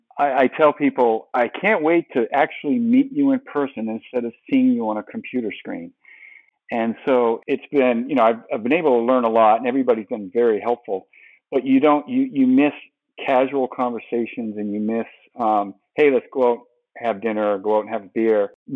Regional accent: New England, United States; Well, I grew up in New England, so I'm a big fan of the four major Boston and New England sports teams, professional teams.

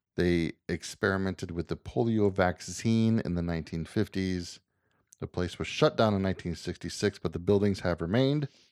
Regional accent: United States; I'm American

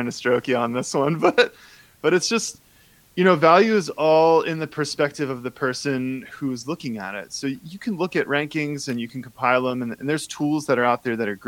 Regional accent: Cincinnati, Ohio, United States; I'm from Cincinnati

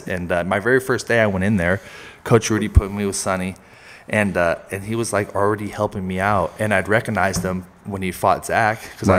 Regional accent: Santa Cruz, California, United States; moved away as an adult; now in Reno, United States; So I grew up in Santa Cruz

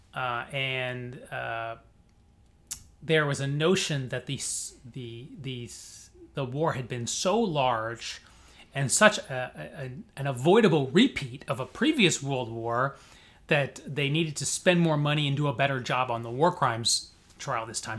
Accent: Springfield, Illinois, United States; moved away as an adult; also born or lived in Chicago suburbs, Illinois / St. Louis, Missouri / Cambridge, Massachusetts / New York; now in Miami, United States; I'm from Illinois originally, Springfield

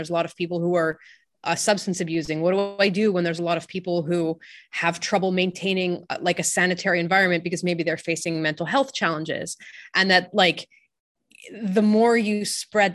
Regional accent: French part of Canada, Quebec, Canada; I'm from the French part of Canada.

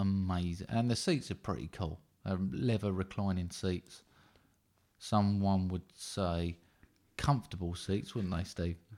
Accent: United Kingdom; being British

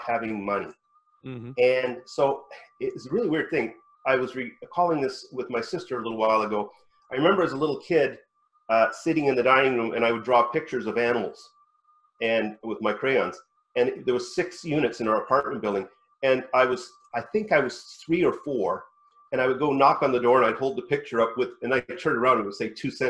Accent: West Virginia, United States; I was born in the suburbs of West Virginia.

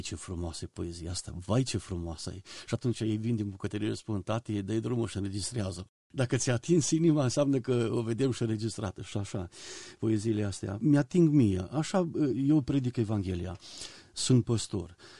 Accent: Oravița, Caraș-Severin County, Romania; moved away as an adult; also born or lived in Banat; now in Botoșani, Romania; Când eram copil, la Oravița, în biserică unde am crescut

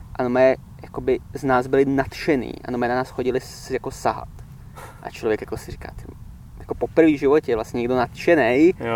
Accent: Czechia; moved away as an adult; also born or lived in England; Já než jsem odjel do Anglie, já bych se popsal jako takový ten typický jako ten Čech

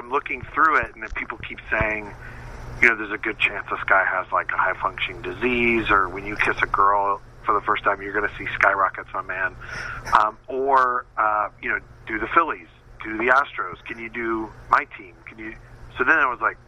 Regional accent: Northern California, United States; I grew up in Northern California

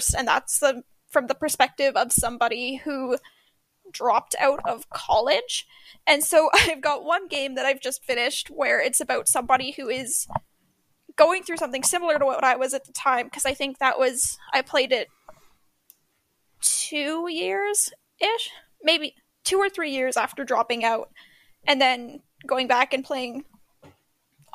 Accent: Canada; even being Canadian

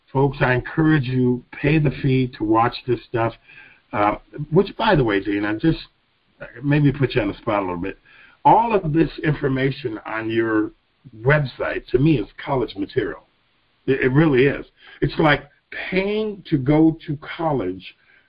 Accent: United States; as a American who happens to be black, mind you all, I'm not from Africa

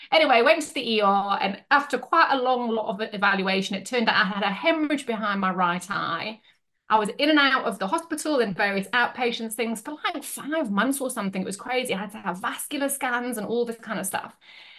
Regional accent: South Africa; moved away as an adult; now in Yorkshire, United Kingdom; I was born in Yorkshire, but then when I was six, I moved to South Africa and I basically grew up over there. And then I came back to Yorkshire in 2000.

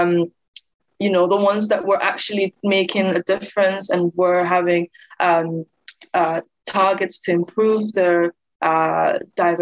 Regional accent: Denmark; now in United Kingdom; I grew up in Denmark

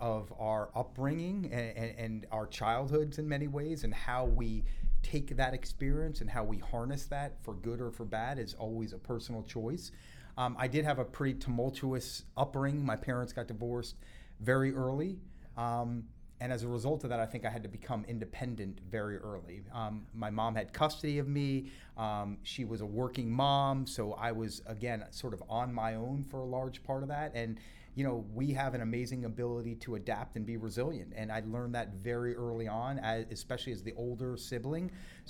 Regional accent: Boston, Massachusetts, United States; also born or lived in New Jersey / Florida; So I was born in New Jersey. You're right. My parents got divorced before I can even remember, when I was actually briefly living in Florida with both of them. Yeah. When they got divorced, my mom moved to Boston, which is where I lived from the age of 3 to 10.

